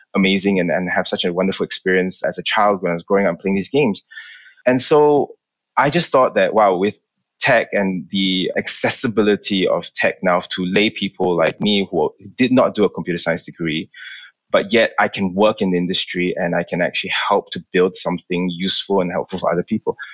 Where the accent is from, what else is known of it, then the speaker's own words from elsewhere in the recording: Malaysia; moved away as an adult; also born or lived in London, United Kingdom; I grew up in Malaysia. I was there for 18 years of my life before I moved to the UK.